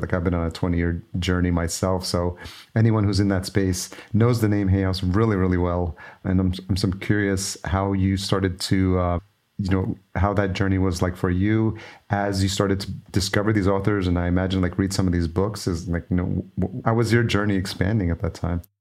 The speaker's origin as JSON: {"language": "English", "region": "New York", "country": "United States", "tie": "born or raised there", "said": "I grew up in New York"}